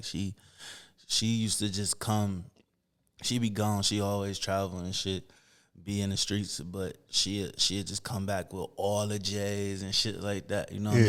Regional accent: Toledo, Ohio, United States; On Belmont. So 1600 block, 1676 Belmont to be exact. My granddad, grandmother house.

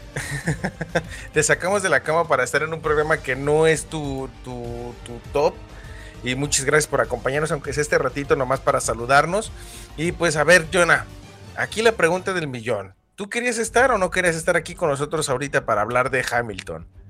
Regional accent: Guadalajara, Jalisco, Mexico; Tapatío porque, pues, es, de donde yo soy.

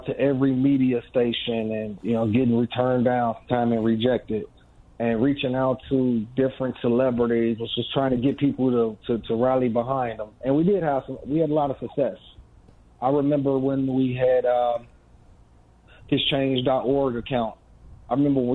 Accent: Gary, Indiana, United States; I'm from Gary, Indiana, originally

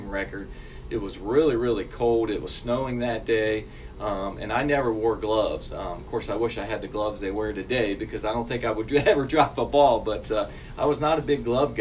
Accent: Sabina, Ohio, United States; moved away as an adult; I grew up in a small town called Sabine, Ohio.

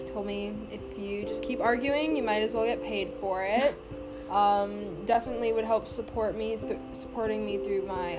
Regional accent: Pawleys Island, South Carolina, United States; I'm from Pawleys Island, South Carolina.

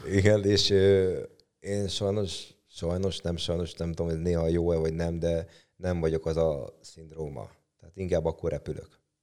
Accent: Hungary; ahol fölnőttem, az, ott a Tarjánban nőttem föl

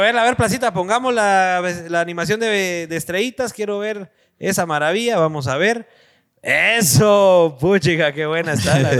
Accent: Guatemala City, Guatemala Department, Guatemala; en las colonias, por, lo menos en la zona 7, en la floresta, que es donde nosotros crecimos también

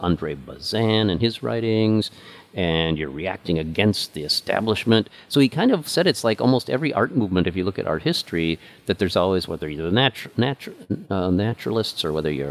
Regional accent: Midwest, United States; I grew up in the Midwest

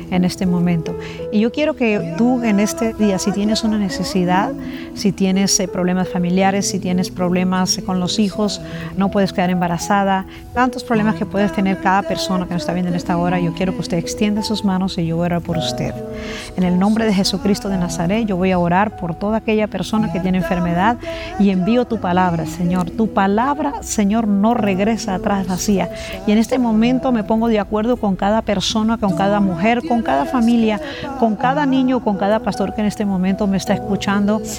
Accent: La Guajira, Colombia; Nosotros venimos de La Guajira con mi

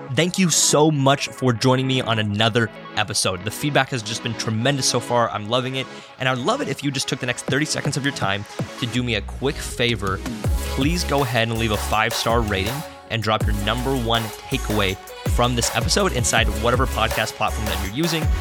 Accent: Seattle, Washington, United States; I grew up in the Seattle, Washington

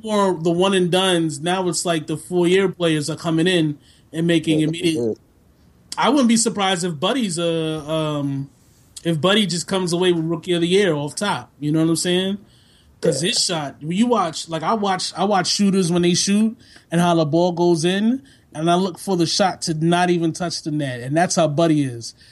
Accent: New York City, New York, United States; moved away; I'm also from New York City, specifically the Bronx, specifically like the most deadly part of New York City

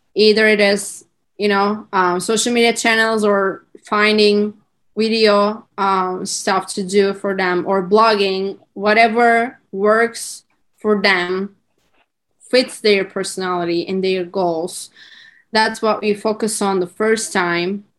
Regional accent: Turkey; English is a second language; moved away as an adult; also born or lived in California; I'm currently in Turkey and I'm from Turkey

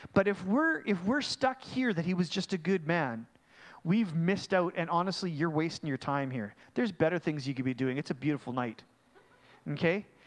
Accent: Mission, British Columbia, Canada; I'm actually from Mission

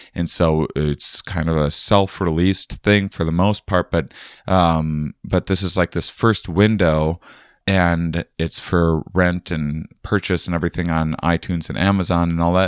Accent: Wisconsin, United States; I'm from Wisconsin

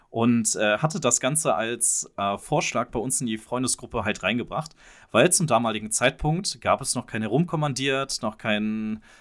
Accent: Mönchengladbach, North Rhine-Westphalia, Germany; Ja, achso, und wir kommen aus München-Gladbach

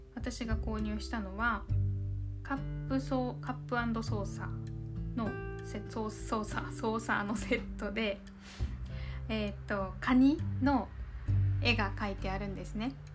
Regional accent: Okinawa, Japan; accent: 南国なまり (southern-island accent); 地元沖縄

